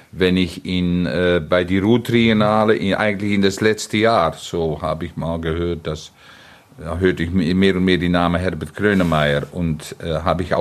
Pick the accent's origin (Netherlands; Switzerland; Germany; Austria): Netherlands; German is a second language; Ich bin ein Niederländer.